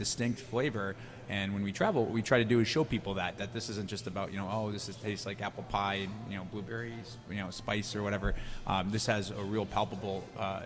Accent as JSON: {"language": "English", "region": "Massachusetts", "country": "United States", "tie": "born or raised there", "said": "I grew up in Massachusetts, which is not known for its tobacco culture"}